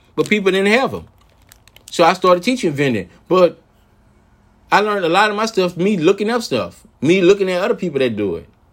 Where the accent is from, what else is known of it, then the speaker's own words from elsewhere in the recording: New Orleans, Louisiana, United States; I'm from New Orleans, Louisiana